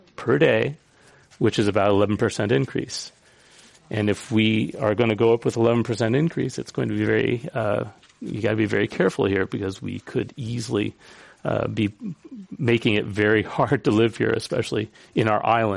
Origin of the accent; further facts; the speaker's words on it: San Francisco, California, United States; Now, I'm a San Franciscan